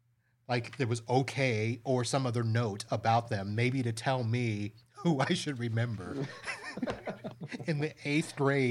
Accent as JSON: {"language": "English", "town": "Satellite Beach", "region": "Florida", "country": "United States", "tie": "born or raised there"}